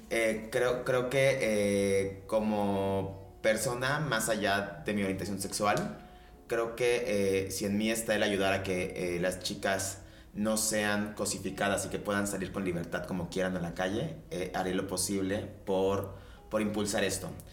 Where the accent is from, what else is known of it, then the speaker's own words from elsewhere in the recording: Veracruz, Mexico; now in Mexico City, Mexico; yo soy de Veracruz, dejé de vivir en Veracruz, me vine a la ciudad.